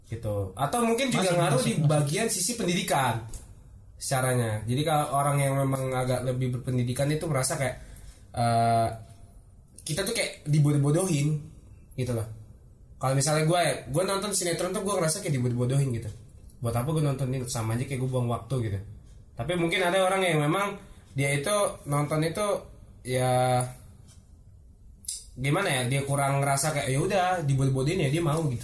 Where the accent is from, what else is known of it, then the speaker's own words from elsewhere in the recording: North Sumatra, Indonesia; Bah gue orang Batak